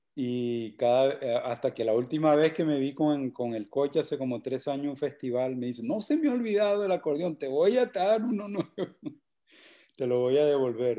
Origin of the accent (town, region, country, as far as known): Valledupar, Cesar, Colombia; moved away